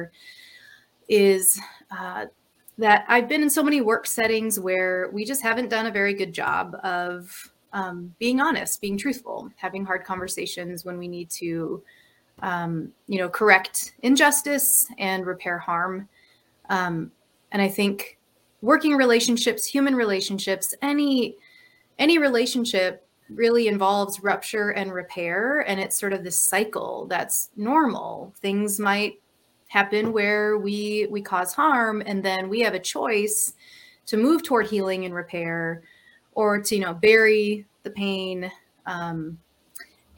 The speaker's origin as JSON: {"language": "English", "region": "Minnesota", "country": "United States", "tie": "born or raised there", "also_born_or_lived": "California", "moved": "as an adult", "said": "I grew up in Minnesota, and I moved to California for over a decade and recently moved back to the Twin Cities. I live in South Minneapolis"}